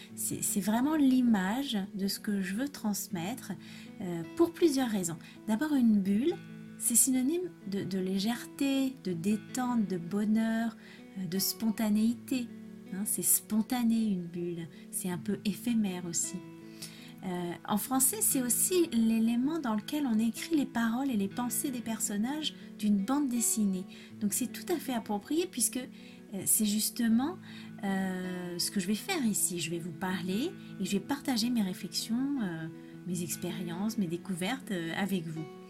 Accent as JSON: {"language": "French", "country": "France", "also_born_or_lived": "Spain", "first_language": "French", "moved": "as an adult"}